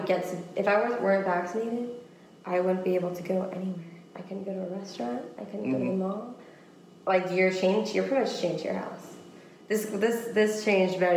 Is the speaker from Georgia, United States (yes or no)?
no; Washington, United States; moved away as an adult; now in Florida, United States; I grew up in Washington State.